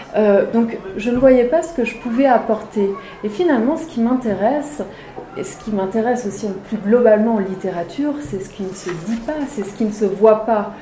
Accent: Maurienne, Auvergne-Rhône-Alpes, France; moved away; j'ai passé mon enfance en Maurienne

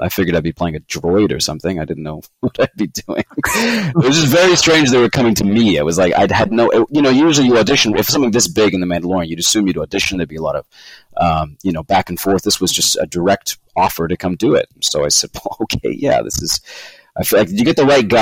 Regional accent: Vancouver, British Columbia, Canada; also born or lived in London, United Kingdom / Los Angeles, United States; I was born in London in the early 90s, and then my folks emigrated to Canada I think 93 or something like that, 92, 93. And so I was raised primarily here in Vancouver

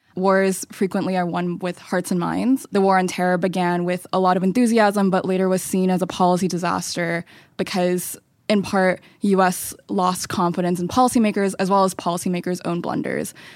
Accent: North Carolina, United States; I'm from North Carolina, and I am a first generation Chinese American

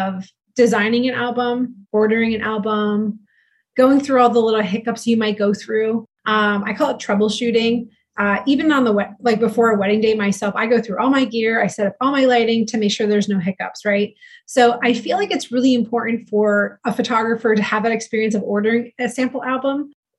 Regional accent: East Coast, United States; moved away as an adult; I am originally from the East Coast, right? Which, you know, and I moved here about 8 years ago

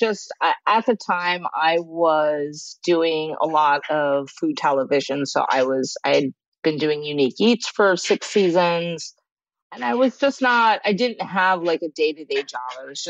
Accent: New York, United States; moved away as an adult; now in Honolulu, United States; I'm not from Hawaii, I'm from New York. And so when I moved to Hawaii at the end of 2013

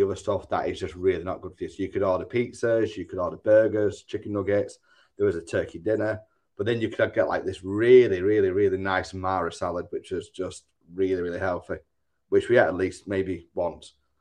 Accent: Manchester, North West England, United Kingdom; I tells him like what part of Manchester we're from

